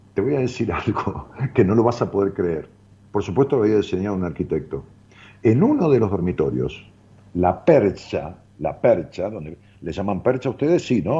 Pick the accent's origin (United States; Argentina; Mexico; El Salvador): Argentina; Ramos Mejía, Buenos Aires Province; yo iba hacia mi pueblo, hacia Ramos Mejía, que está en las afueras de, de, la ciudad de Buenos